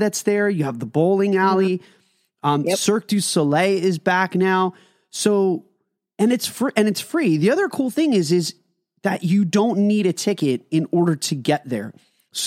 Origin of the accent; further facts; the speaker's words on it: Northeast, United States; we come from New Jersey and New York. We are like we are mall rats up here in the Northeast